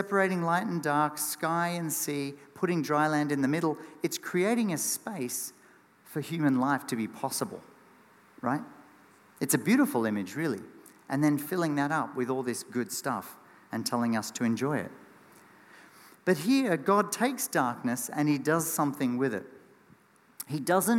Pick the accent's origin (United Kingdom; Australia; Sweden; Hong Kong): Australia; as an Aussie kid.